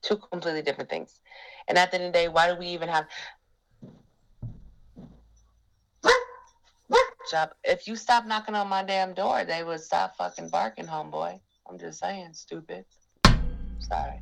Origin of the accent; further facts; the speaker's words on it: United States; I was born in America, and I'm a black woman